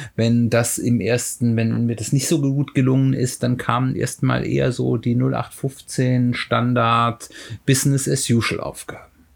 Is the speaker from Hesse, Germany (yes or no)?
yes; Hesse, Germany; hier in Hessen, ich komme ja aus Hessen